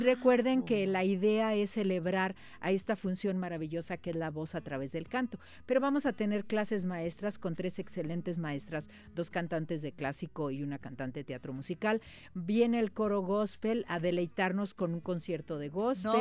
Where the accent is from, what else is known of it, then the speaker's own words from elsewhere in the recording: Mexico; Nosotros en México